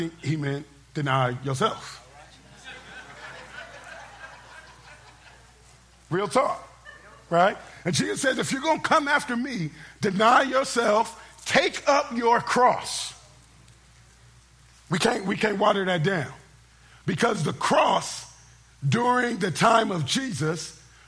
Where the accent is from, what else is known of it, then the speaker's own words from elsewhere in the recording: Oakland, California, United States; I'm from Oakland